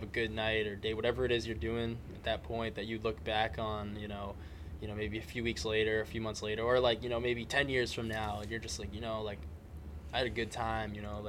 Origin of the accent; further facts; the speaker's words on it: Taunton, Massachusetts, United States; I'm from Taunton.